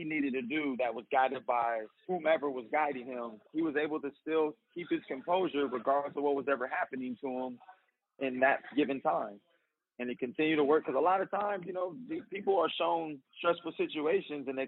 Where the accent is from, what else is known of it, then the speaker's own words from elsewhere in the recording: Bay Area, California, United States; I was born in the Bay Area, so I got a little Bay Area swag to me